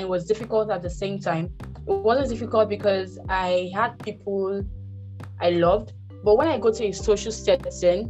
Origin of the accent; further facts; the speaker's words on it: Rivers State, Nigeria; I'm from Nigeria, River State to be precise